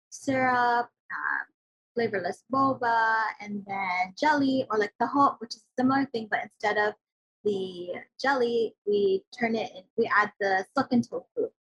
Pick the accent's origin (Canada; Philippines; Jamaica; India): Philippines; Yeah, I really wanted us to just go all out with showcasing that we're Filipino.